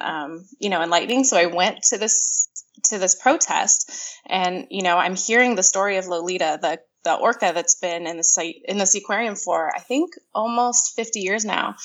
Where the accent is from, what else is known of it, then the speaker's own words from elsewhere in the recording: California, United States; moved away as an adult; also born or lived in Miami; I grew up in California um, until I was about 24